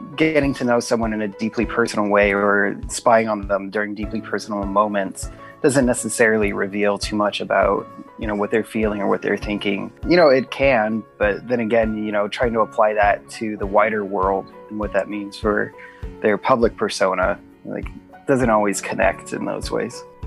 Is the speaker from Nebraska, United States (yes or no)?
yes; Lincoln, Nebraska, United States; also born or lived in Council Bluffs, Iowa; now in Omaha, United States; I mostly grew up in Lincoln